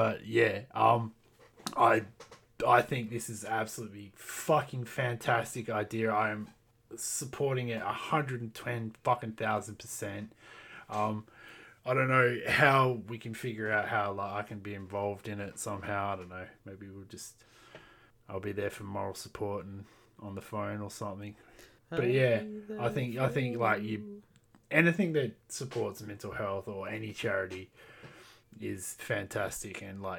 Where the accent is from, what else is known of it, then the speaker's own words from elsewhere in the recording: Australia; Don't touch me. I'm fucking Australian.